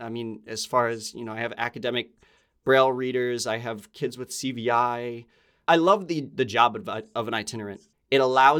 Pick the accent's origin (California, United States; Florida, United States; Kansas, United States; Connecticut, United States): Connecticut, United States; I grew up in Connecticut.